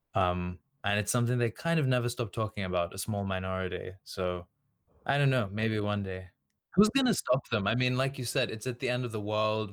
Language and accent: English; Australia; first language Serbian; English is a second language; I was just born and raised, um, here